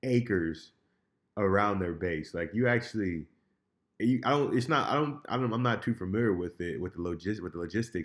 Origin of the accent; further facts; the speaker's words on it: United States; as an American